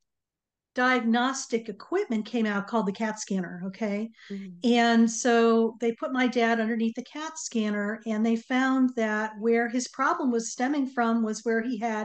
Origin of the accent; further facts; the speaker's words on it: Connecticut, United States; we grew up in Connecticut